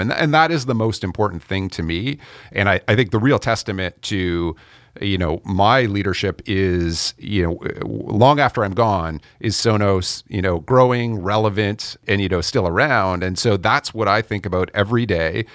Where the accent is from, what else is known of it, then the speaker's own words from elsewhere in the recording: Canada; I'm Canadian